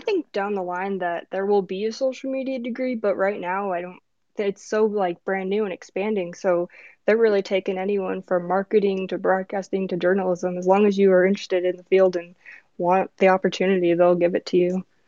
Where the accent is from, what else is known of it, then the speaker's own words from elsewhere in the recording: Chicago, Illinois, United States; now in Arizona, United States; I'm from Chicago, so I had to pick my home team